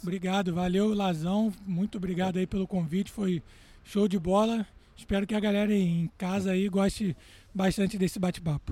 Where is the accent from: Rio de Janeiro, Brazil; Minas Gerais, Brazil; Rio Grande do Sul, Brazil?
Rio de Janeiro, Brazil; Rio de Janeiro. Exatamente. Cidade onde eu nasci e que eu mais gosto realmente.